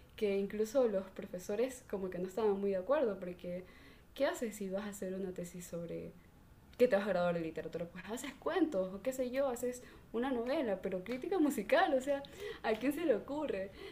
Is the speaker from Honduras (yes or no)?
no; Salinas, Santa Elena, Ecuador; yo soy de Salinas, entonces aquí es como la playa.